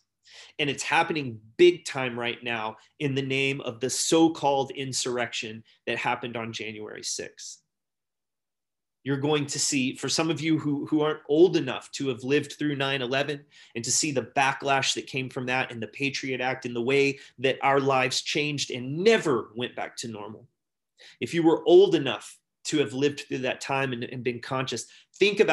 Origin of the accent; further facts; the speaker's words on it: United States; growing up as an American